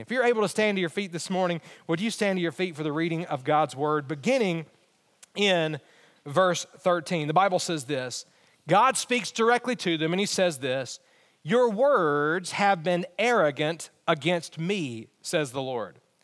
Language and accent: English; Alabama, United States; moved away; I, I am from Alabama